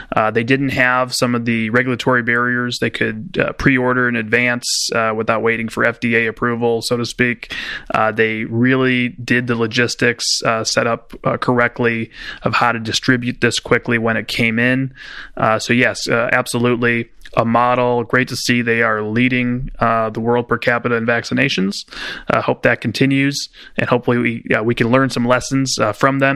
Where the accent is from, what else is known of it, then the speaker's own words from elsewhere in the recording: Chicago, Illinois, United States; my home state of Illinois